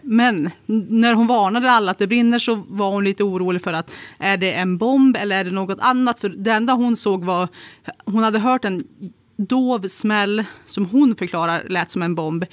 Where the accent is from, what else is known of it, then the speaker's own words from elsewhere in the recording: Kramfors, Västernorrland County, Sweden; när jag växte upp i Kramfors